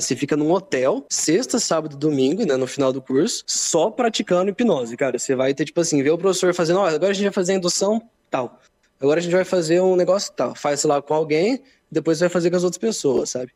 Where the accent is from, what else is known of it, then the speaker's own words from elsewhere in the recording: Londrina, Paraná, Brazil; eu sou de Londrina